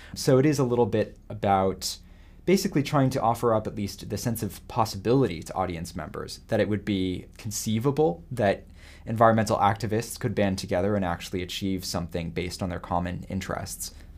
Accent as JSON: {"language": "English", "region": "California", "country": "United States", "tie": "born or raised there", "said": "I grew up in California"}